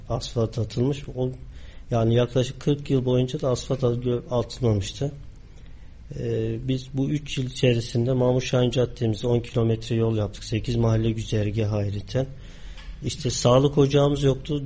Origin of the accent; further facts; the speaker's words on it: Kayseri, Kayseri Province, Turkey; also born or lived in Ağrı; Aslen Ağrılı, Kayseri'de doğup büyüdüm.